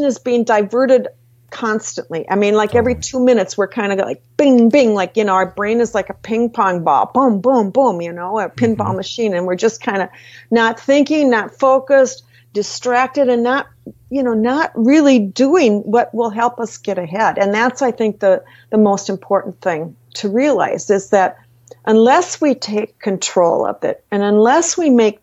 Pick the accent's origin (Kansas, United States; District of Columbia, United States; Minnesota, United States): Minnesota, United States; I'm from Minnesota